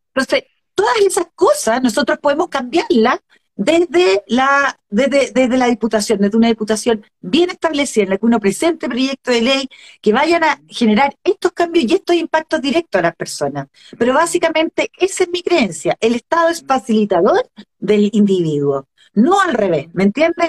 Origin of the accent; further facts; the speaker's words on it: Chile; lo que somos como, como chilenos